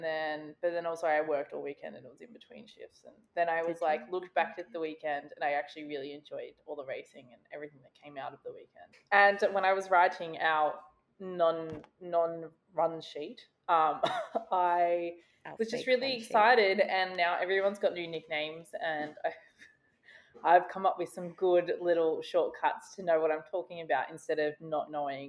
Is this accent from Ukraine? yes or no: no; Australia; We also need to maybe issue that we are from Australia, if you can't tell by our beautiful accents.